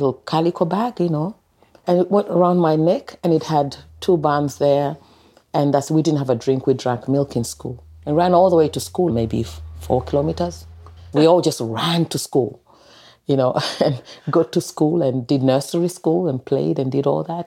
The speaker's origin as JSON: {"language": "English", "town": "Mombasa", "region": "Mombasa County", "country": "Kenya", "tie": "born or raised there", "moved": "as an adult", "lives_now": "Ballarat, Australia", "said": "I was born in Mombasa, which is the second capital of Kenya."}